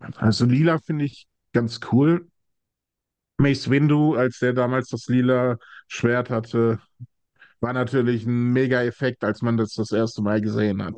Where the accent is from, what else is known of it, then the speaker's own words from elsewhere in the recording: Essen, North Rhine-Westphalia, Germany; Ich äh, bin ein Ruhrpottkind. Ich komme aus dem tiefsten Ruhrgebiet, nämlich Essen